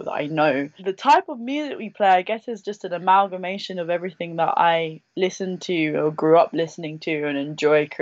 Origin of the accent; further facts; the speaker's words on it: Welwyn Garden City, East of England, United Kingdom; I grew up in Hertfordshire in Welwyn Garden City